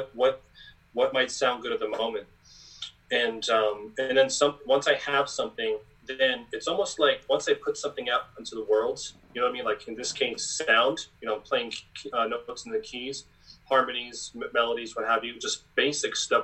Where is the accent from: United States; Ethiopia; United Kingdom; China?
United States; Long Island, New York; growing up in Strong Island